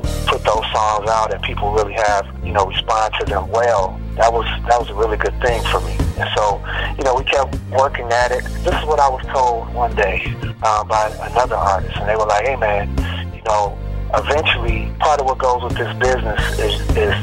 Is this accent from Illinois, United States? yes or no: yes; Chicago, Illinois, United States; now in Houston, United States; I'm from Chicago originally, the west side of Chicago, and I grew up in the, choirs in my church